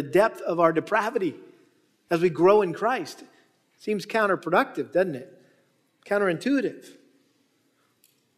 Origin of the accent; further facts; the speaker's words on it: New England, United States; moved away; our family had the privilege of going back to New England where I was from and got to take my wife and kids back to my hometown. And so I took them by the house I grew up